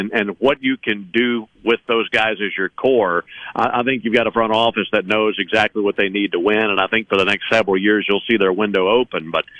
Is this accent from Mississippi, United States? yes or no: yes; Mississippi, United States; I'm in the Southeast. I'm from Mississippi.